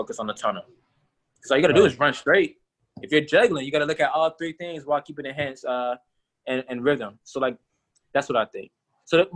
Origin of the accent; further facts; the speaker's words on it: Atlanta, Georgia, United States; also born or lived in South Carolina; I'm from Georgia. I've been in Atlanta, Clayton County, so more city-type vibes